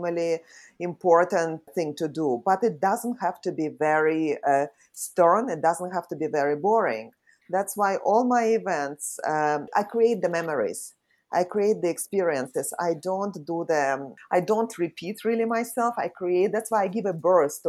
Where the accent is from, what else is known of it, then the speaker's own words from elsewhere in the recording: Saint Petersburg, Russia; moved away as an adult; now in Singapore; I was born in St. Petersburg in Russia.